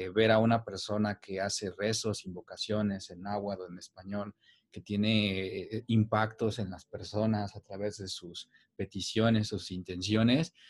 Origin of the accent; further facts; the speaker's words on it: Cuetzalan, Puebla, Mexico; yo soy originario de Cuetzalan, es un pueblo mágico que se encuentra en la Sierra Nororiental de Puebla